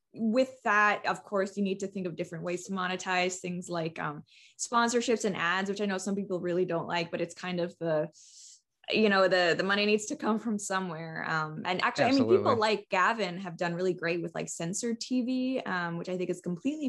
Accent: Canada; And so I'm one of those third culture kids that's pretty common with expat families. I am Canadian, but I've done very little of my schooling here.

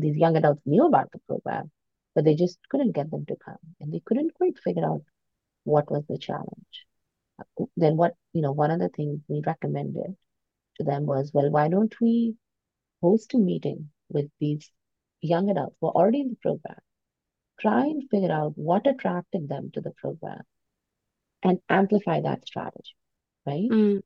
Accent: suburb near New Delhi, India; moved away as an adult; also born or lived in United States; now in Toronto, Canada; I grew up in, in a little uh, suburb near New Delhi. And at the age of 19, I moved to the US to study.

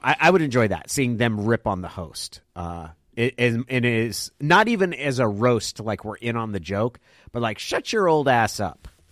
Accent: Klamath Falls, Oregon, United States; moved away; also born or lived in Santa Cruz; I come from Klamath Falls

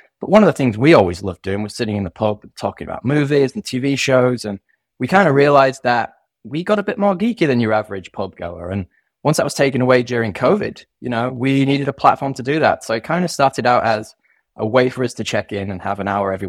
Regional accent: United Kingdom; now in Sydney, Australia; our USP is that I'm a Brit and he's an American and we both live in Sydney.

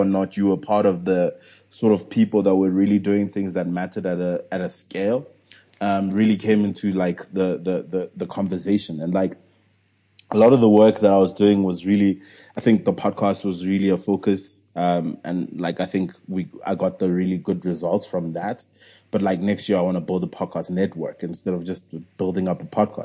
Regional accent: South Africa; I'm still a South African entrepreneur

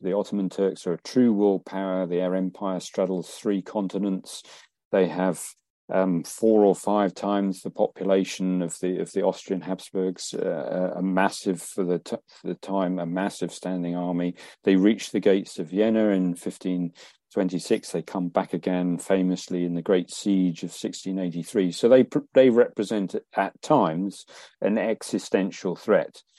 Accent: England, United Kingdom; in England, we didn't have those largely, and our towns could spread out

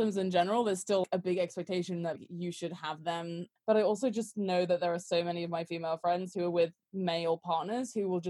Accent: England, United Kingdom; I'm from England

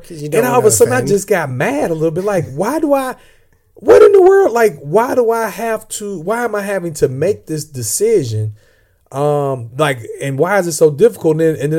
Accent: Illinois, United States; accent: Southern; And I'm from Southern Illinois. I'm not really from the South, but people always think I'm from the South because I guess I got a Southern accent.

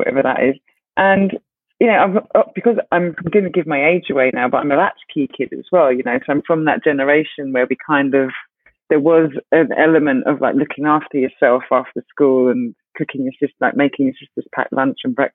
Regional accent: London, United Kingdom; also born or lived in Essex / Ghana / Woolwich / Brighton; I was born in Essex in a convent for unmarried mothers. But I was brought up in Deptford, southeast London, the first 6 years, and then the rest of... Then I spent a bit of time in Ghana, then Deptford, then Woolwich, and then Brighton, then London

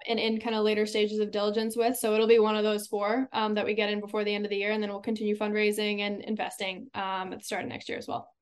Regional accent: Silicon Valley, California, United States; growing up in the Silicon Valley

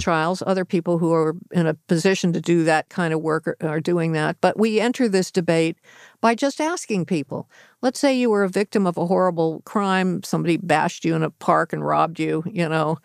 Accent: Los Angeles, California, United States; the L.A. Times, my hometown mm-hmm. newspaper

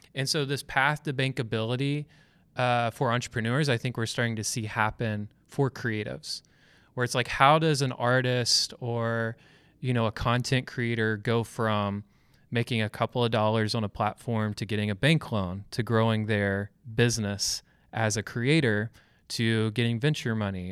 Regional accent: Georgia, United States; now in Louisville, United States; I'm from Georgia

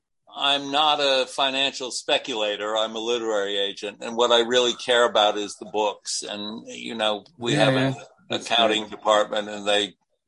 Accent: New England, United States; I come from New England. I know this philosophy.

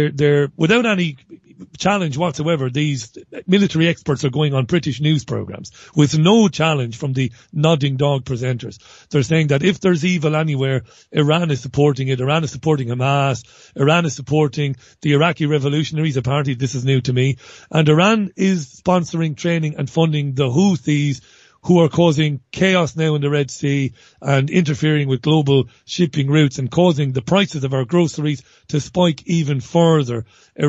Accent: Ireland; I'm an Irish guy

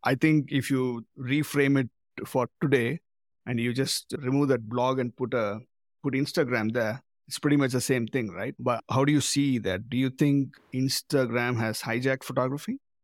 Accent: Madurai, Tamil Nadu, India; now in Auckland, New Zealand; Madurai, my hometown

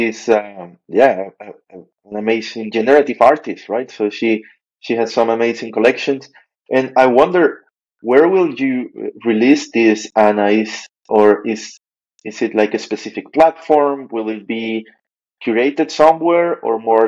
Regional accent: Venezuela; moved away; I remember growing up in Venezuela every year

